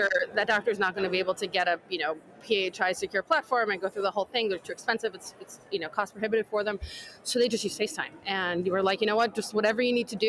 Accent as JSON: {"language": "English", "region": "New York", "country": "United States", "tie": "born or raised there", "said": "I'm a New Yorker, born and bred"}